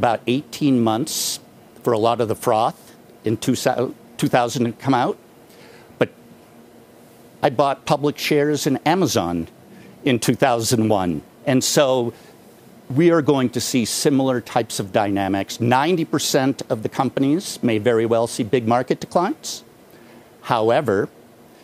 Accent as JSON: {"language": "English", "town": "Austin", "region": "Texas", "country": "United States", "tie": "born or raised there", "said": "My hometown of Austin, Texas."}